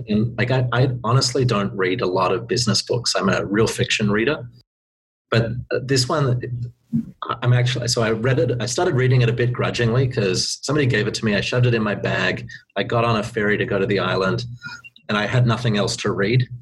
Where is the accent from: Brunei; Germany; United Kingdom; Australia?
Australia; moved away as an adult; now in Vancouver, Canada; being Australian